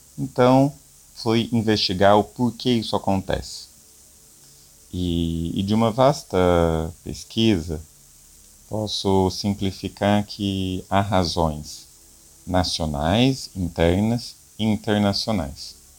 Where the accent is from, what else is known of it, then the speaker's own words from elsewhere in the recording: Guará, São Paulo, Brazil; eu venho da cidade de Guará, em São Paulo, né, é uma, uma pequena cidade do interior